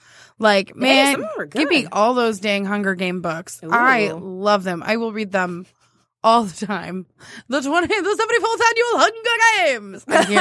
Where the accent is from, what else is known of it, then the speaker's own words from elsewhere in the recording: the South, United States; accent: southern; I'm more strong in my southern accent though